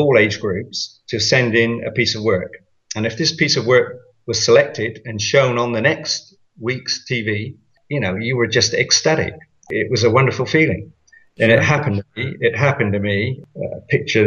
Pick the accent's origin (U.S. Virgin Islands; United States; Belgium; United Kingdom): United Kingdom; I'm British